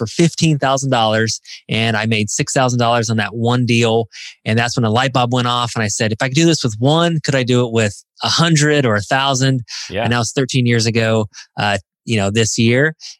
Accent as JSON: {"language": "English", "town": "Indianapolis", "region": "Indiana", "country": "United States", "tie": "born or raised there", "said": "I grew up in Indiana. I'm from Indianapolis. I live close to Indianapolis, Indiana now, but I always live in Indiana"}